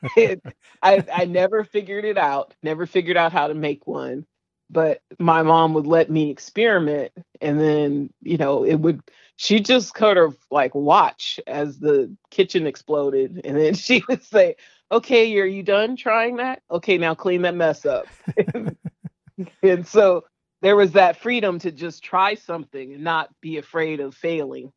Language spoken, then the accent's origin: English; San Francisco, California, United States; I'm a San Franciscan.